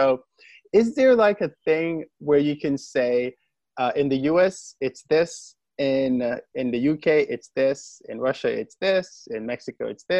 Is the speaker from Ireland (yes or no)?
no; Jamaica; moved away; I'm from Jamaica and we use Panadol there.